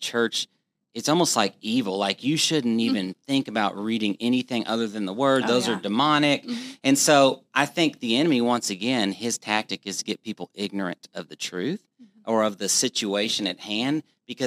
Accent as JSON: {"language": "English", "region": "Texas", "country": "United States", "said": "as a Texan"}